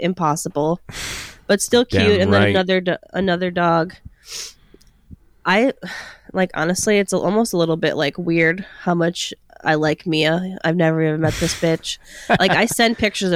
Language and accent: English; Beloit, Wisconsin, United States; now in Los Angeles, United States; But it is like my hometown